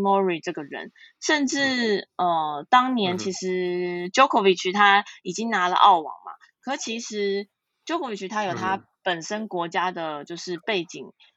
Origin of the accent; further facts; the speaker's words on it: Taiwan; 我们来自台湾